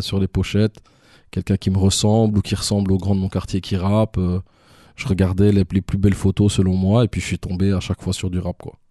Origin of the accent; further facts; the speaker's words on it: Brussels, Brussels-Capital Region, Belgium; also born or lived in Canada; je suis de Watermal Boisfort, mais je suis principalement du Driz. C'est un quartier de Watermal Boisfort